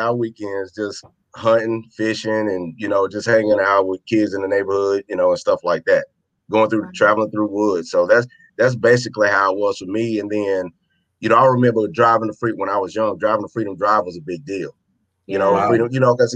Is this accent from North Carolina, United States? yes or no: yes; Charlotte, North Carolina, United States; I'm born and raised in Charlotte